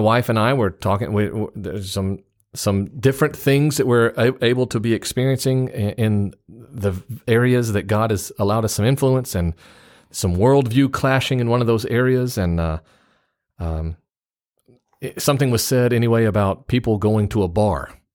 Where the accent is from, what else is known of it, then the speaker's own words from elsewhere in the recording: United States; It's real easy as an American to stick out in Japan